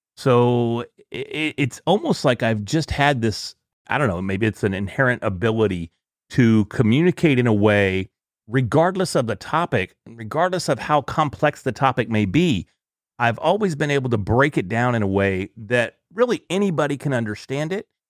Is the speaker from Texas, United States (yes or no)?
yes; Sherman, Texas, United States; also born or lived in Dallas area, Texas; I'm from Sherman Dennison, which is at the far north end of Texas, right on the border of Texas and Oklahoma